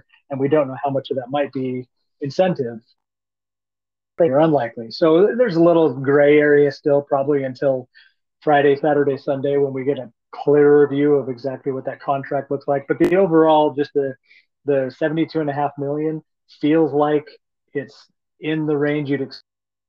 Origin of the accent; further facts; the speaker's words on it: Spain; You can probably hang far better than I can, even though I'm just from España.